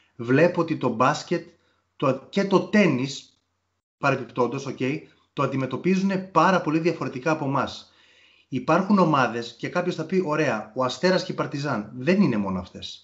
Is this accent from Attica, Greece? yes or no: yes; Nea Smyrni, Attica, Greece; είμαι και από τη Νέα Σμήνη